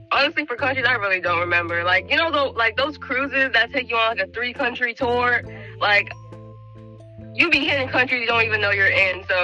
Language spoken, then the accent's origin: English; DC metropolitan area, United States; So I'm initially from the DMV. like, you know, the usual.